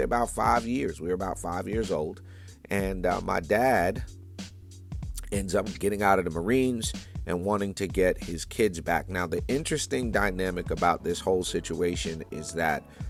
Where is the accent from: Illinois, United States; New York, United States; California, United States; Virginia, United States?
New York, United States; New York City; moved away; I'm from New York originally. Born in Brooklyn, New York in the 1970s